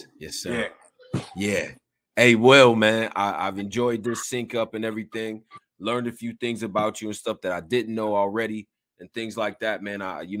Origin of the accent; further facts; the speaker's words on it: Houston, Texas, United States; born there; I was born in Houston, all right?